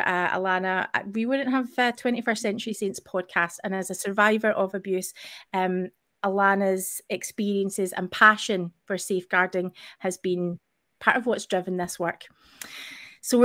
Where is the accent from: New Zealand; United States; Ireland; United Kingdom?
United Kingdom; Scotland; as a Scottish person